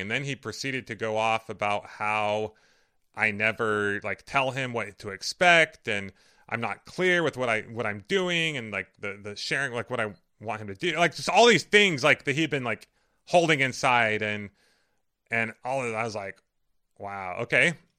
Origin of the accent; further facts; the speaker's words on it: Riverside, California, United States; where my parents live and where I grew up